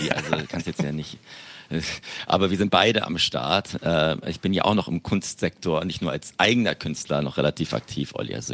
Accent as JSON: {"language": "German", "region": "Berlin", "country": "Germany", "accent": "Berlin", "said": "Also ich mein, mein Berlinerin, mein Berliner Akzent ist, glaube ich, relativ schlecht derzeit."}